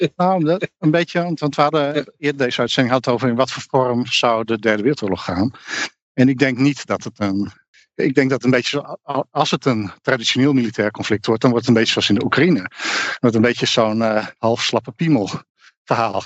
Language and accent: Dutch; Netherlands